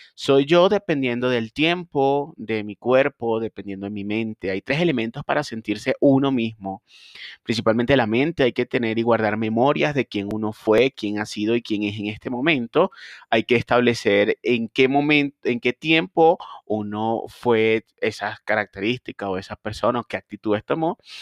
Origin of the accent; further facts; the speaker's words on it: Barquisimeto, Lara, Venezuela; also born or lived in Guanare, Venezuela; trabajé con un grupo de clínicas en mi ciudad natal, Barquisimeto también en mi hermoso país Venezuela